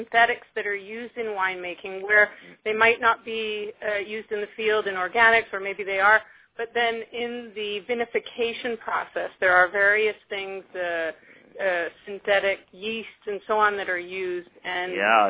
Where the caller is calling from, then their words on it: Miami, Florida, United States; I'm calling from Miami, Florida.